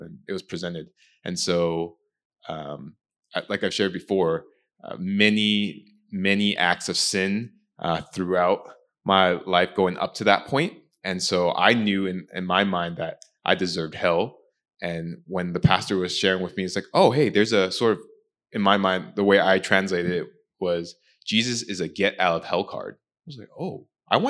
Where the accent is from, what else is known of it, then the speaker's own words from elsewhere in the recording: Orange County, California, United States; I grew up in Orange County, raised